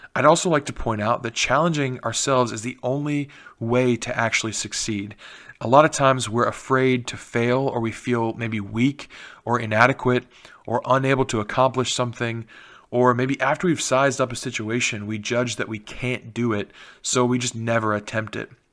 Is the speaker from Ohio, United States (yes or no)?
yes; Canal Winchester, Ohio, United States; the mayor of Canal Winchester, which is my hometown